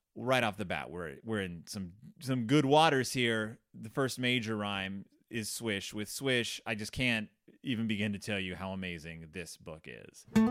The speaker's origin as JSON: {"language": "English", "region": "the South", "country": "United States", "tie": "born or raised there", "said": "I grew up in the South"}